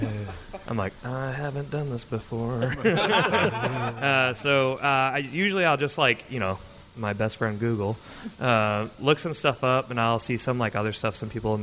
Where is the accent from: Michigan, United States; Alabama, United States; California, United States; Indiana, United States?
Michigan, United States; Battle Creek; moved away as an adult; now in Tacoma, United States; Michigan, where I was from, I'm from Battle Creek originally, which is where Kellogg's is based out